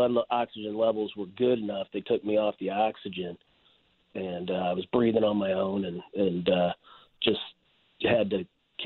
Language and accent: English; Chicago, Illinois, United States; Even though I'm from Chicago, I still listen to you guys on the .com app.